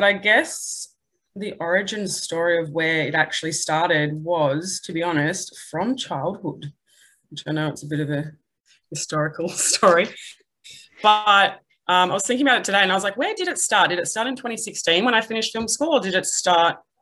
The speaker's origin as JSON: {"language": "English", "town": "Melbourne", "region": "Victoria", "country": "Australia", "moved": "as an adult", "lives_now": "Newcastle, Australia", "said": "I'm from Melbourne and I've got a arts degree"}